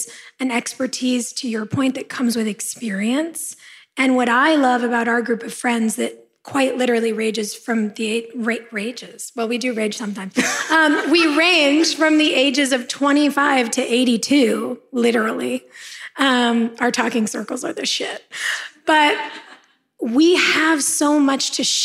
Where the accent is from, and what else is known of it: Los Angeles, California, United States; born or raised there